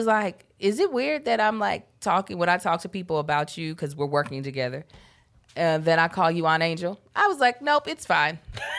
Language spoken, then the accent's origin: English; Baltimore, Maryland, United States; That was like going back home to Baltimore, sounding now like we're from Kentucky.